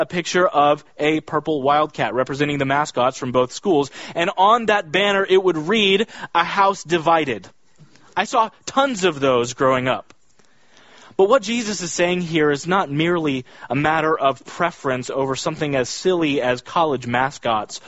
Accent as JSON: {"language": "English", "region": "Kansas", "country": "United States", "tie": "born or raised there", "said": "I grew up in Kansas"}